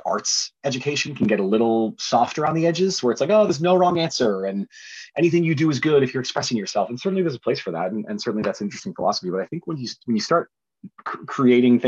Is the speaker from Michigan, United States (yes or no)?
no; New Hampshire, United States; I grew up in New Hampshire